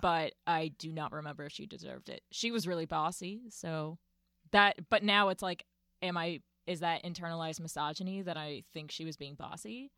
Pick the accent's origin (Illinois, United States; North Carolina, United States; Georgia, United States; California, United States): North Carolina, United States; Winston-Salem; also born or lived in Chicago; now in New York, United States; originally from Chicago, I grew up in Winston-Salem, North Carolina